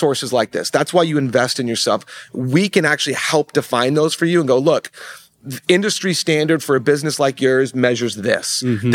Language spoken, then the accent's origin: English; Colorado, United States; I was raised there